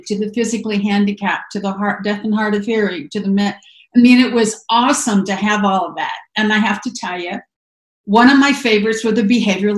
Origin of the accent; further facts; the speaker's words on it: Grand Island, Nebraska, United States; moved away as an adult; also born or lived in Joliet, Illinois / Arizona; I grew up in Grand Island, Nebraska